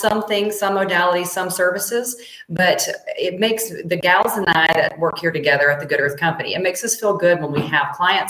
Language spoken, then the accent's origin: English; Mississippi, United States; moved away; Well, I'm from Mississippi originally. I used to say root cause.